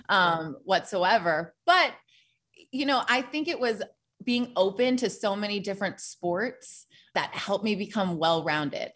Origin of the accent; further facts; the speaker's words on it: Portland, Oregon, United States; moved away as an adult; also born or lived in Tennessee; I came from Portland, Oregon.